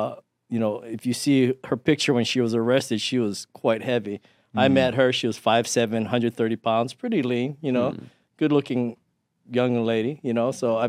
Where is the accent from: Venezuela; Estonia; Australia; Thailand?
Thailand; born there; Actually, my family's from Hawaii, but I was born in Thailand because my dad was in the army.